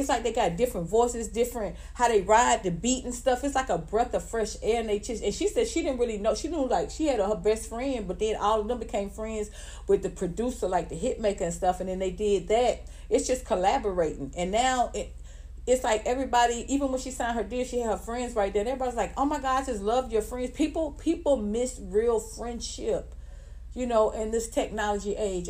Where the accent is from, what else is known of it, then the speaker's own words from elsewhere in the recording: Atlanta, Georgia, United States; I'm from the South, I'm from the ATL